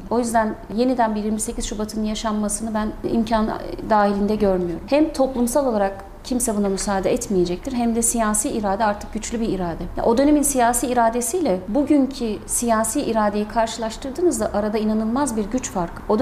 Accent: Konya, Turkey

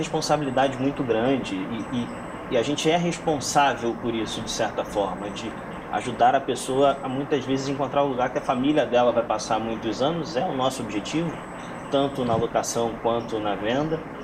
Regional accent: Rio de Janeiro, Brazil; now in São Paulo, Brazil; sou carioca. Hoje, com home office, eu tenho a possibilidade de voltar ao Rio e, e não mais morar em São Paulo.

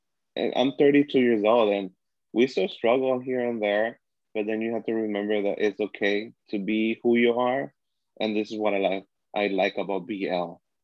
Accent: Long Beach, California, United States; I grew up in Long Beach, California, and like it was like the seat of the gays

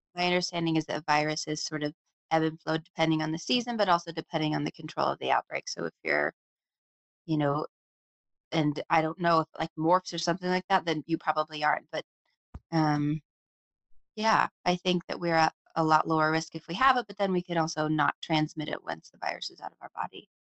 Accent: Anchorage, Alaska, United States; moved away as an adult; also born or lived in Tacoma, Washington / Seattle, Washington / Boston, Massachusetts; I was born and raised in Anchorage, Alaska, and which is a beautiful place

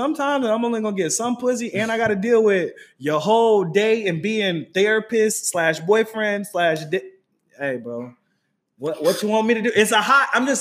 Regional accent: Raleigh, North Carolina, United States; moved away; also born or lived in Atlanta; I'm from Raleigh. I'm from Raleigh, North Carolina

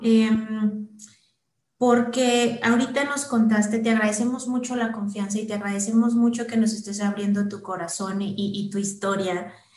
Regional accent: Mexico; aquí en México

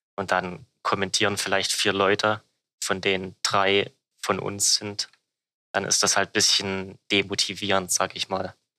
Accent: Germany; als Deutscher

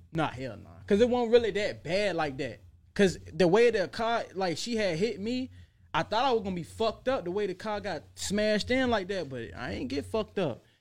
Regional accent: Portsmouth, Virginia, United States; moved away; I was out in Norfolk a lot and I grew up in Portsmouth

